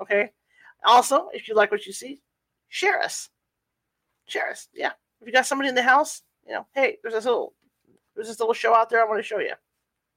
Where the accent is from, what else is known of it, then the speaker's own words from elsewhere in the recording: California, United States; I'm from California